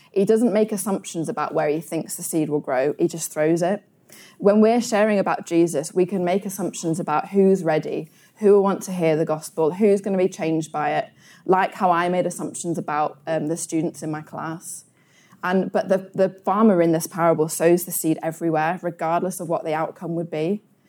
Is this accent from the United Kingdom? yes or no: yes; United Kingdom; as British people